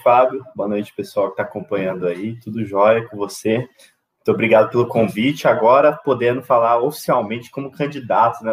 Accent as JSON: {"language": "Portuguese", "town": "Itajubá", "region": "Minas Gerais", "country": "Brazil", "tie": "born or raised there", "also_born_or_lived": "São Paulo", "said": "sou nascido e criado em Itajubá"}